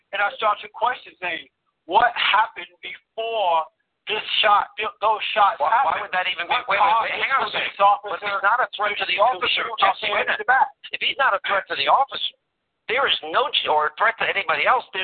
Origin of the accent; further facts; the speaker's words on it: United States; we as American citizens